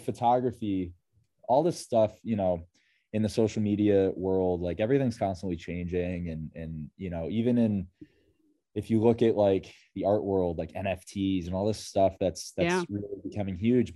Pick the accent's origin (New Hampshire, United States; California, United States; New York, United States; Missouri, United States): New York, United States; Rochester; I am from Rochester, New York